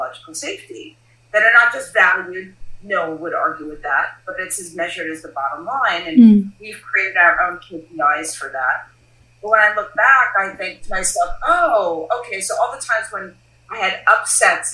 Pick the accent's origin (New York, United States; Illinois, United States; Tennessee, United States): New York, United States; New York City; I'm born and raised in Brooklyn, New York.